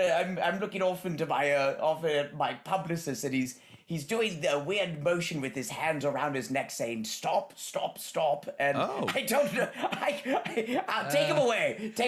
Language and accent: English; United Kingdom